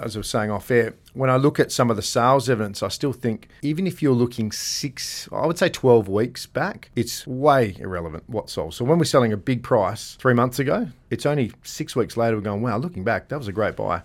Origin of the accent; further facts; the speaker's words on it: Gosnells, Western Australia, Australia; I grew up in Gosnells